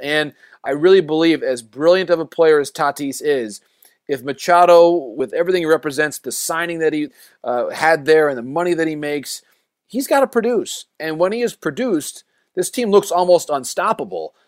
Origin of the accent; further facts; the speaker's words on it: Michigan, United States; growing up in Michigan